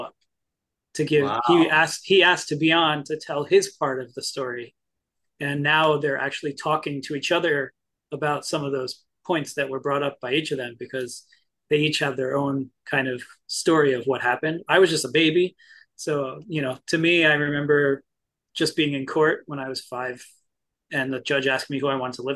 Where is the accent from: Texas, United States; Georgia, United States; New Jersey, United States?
New Jersey, United States; I'm from Jersey, but to me, I'm actually from the garden part of the state.